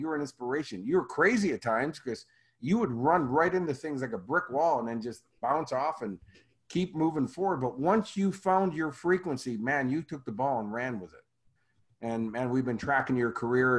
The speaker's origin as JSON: {"language": "English", "town": "Chicago", "region": "Illinois", "country": "United States", "moved": "yes", "said": "I'm from Chicago"}